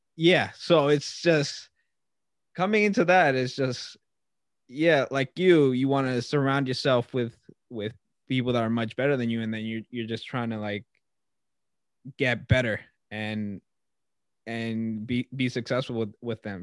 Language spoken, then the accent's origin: English; Long Island, New York, United States; I'm a kid from Long Island